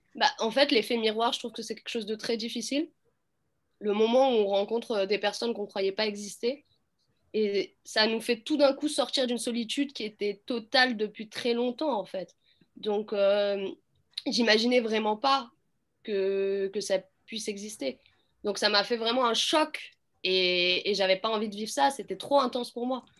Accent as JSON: {"language": "French", "town": "Clichy-sous-Bois", "region": "Île-de-France", "country": "France", "tie": "born or raised there", "said": "J'ai grandi à Clichy-sous-Bois."}